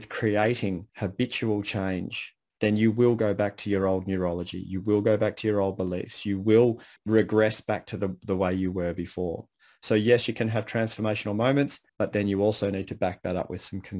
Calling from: Bellbrae, Victoria, Australia; I live in a little town called Bellbrae, which is um, right next to Bell's Beach.

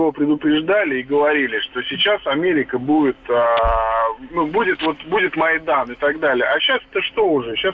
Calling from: Moscow, Russia; Я Москва, Москва, Москва.

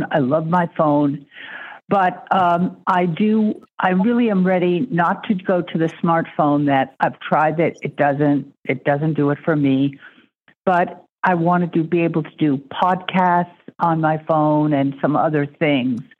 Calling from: Maine, United States; I'm calling from Maine.

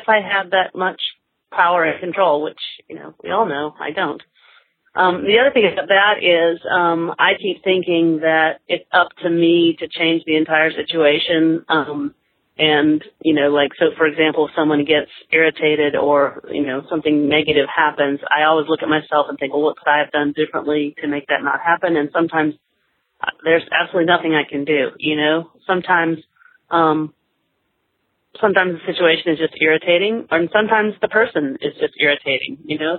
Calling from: Georgia, United States; Hi, Spencer. I'm calling you from Georgia.

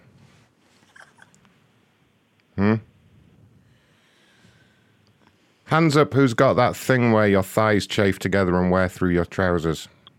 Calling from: Wisconsin, United States

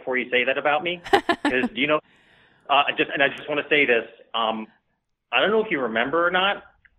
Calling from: Oregon, United States; from Oregon.

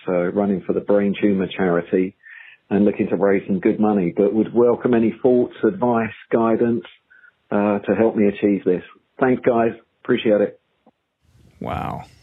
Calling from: London, United Kingdom; I'm calling from London in the United Kingdom

